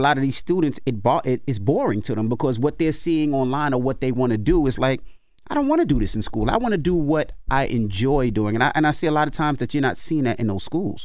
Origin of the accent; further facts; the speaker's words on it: New York City, New York, United States; when I was a kid growing up in Queens